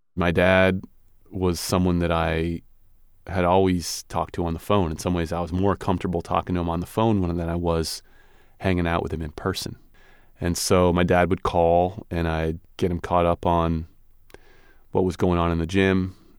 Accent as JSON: {"language": "English", "region": "Maine", "country": "United States", "tie": "born or raised there", "said": "a kid from two different cultures growing up in Maine"}